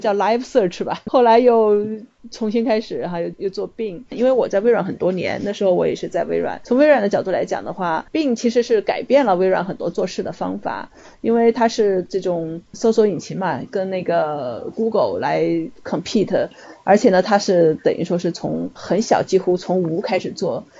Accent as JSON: {"language": "Chinese", "country": "China", "said": "我们中国人讲的这种狼性"}